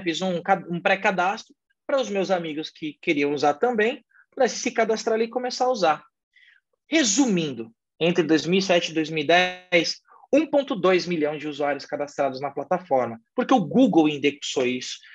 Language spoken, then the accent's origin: Portuguese; São Paulo, Brazil; also born or lived in São Caetano do Sul; Sou daqui de São Paulo, sou natural de São Paulo